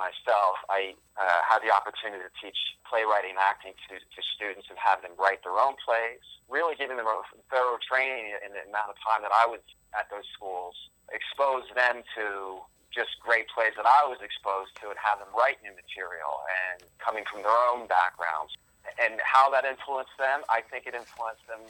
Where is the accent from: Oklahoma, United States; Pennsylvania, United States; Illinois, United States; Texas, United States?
Pennsylvania, United States; Philadelphia; moved away as an adult; also born or lived in Los Angeles; now in New York City, United States; I spent my childhood years all through in the Philadelphia area